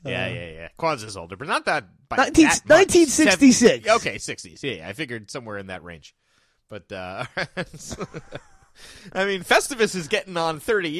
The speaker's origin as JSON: {"language": "English", "town": "Egg Harbor Township", "region": "New Jersey", "country": "United States", "said": "that Egg Harbor Township. I don't like it. I like saying I'm from West Atlantic City because I don't like Egg Harbor Township."}